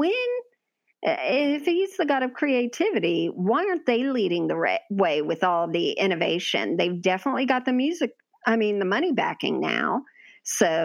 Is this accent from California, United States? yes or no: no; Florida, United States; We grew up in Florida